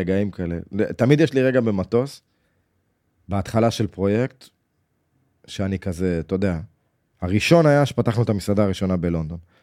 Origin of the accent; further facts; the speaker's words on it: Jerusalem, Jerusalem District, Israel; בחדר שגדלנו בו, בירושלים.